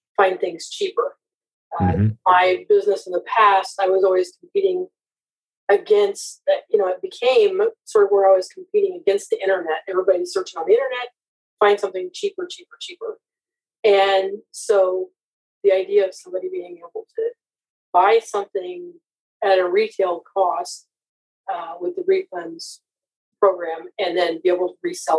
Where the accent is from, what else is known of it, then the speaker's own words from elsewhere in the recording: Iowa, United States; I'm from Iowa and I've owned my own business for over 20 years